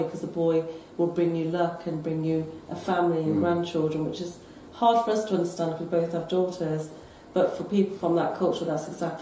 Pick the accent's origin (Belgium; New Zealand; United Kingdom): United Kingdom; I'm a British-born Asian, and my parents came over in the 60s as immigrants